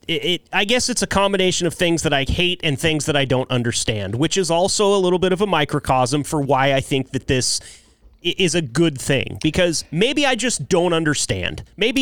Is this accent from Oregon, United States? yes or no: yes; Joseph, Oregon, United States; my hometown or my home county, Wallowa County in northeastern Oregon. It's a little tiny town called Joseph, 1,300 people.